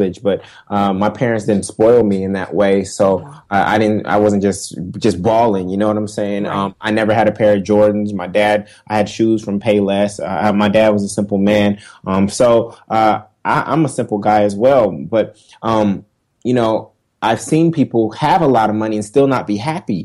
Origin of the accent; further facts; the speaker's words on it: Oakland, California, United States; moved away as an adult; also born or lived in Los Angeles, California / Stanford, California; now in New York, United States; originally from Oakland, California